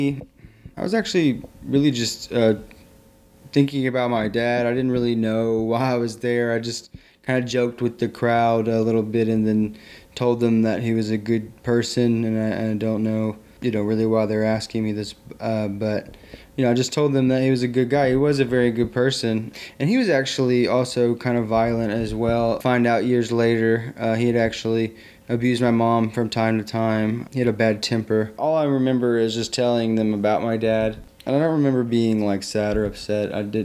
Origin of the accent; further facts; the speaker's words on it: Southern United States, United States; I grew up in the South. I grew up all over the South throughout from Alabama. I like to say through Alabama, from Alabama to North Carolina and everywhere sideways and in between. Mostly Tennessee and Georgia and Alabama and North Carolina.